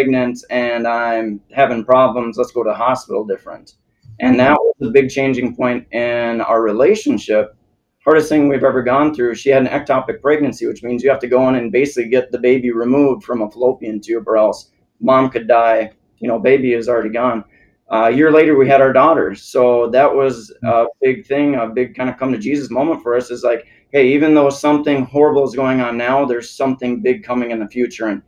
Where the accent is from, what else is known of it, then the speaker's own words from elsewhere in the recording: South Dakota, United States; also born or lived in Minnesota; now in Naples, United States; I'm in South Dakota